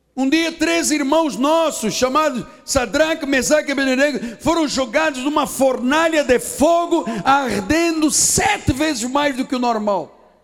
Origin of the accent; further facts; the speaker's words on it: Portugal; now in Brazil; porque eu sou estrangeiro, eu sou português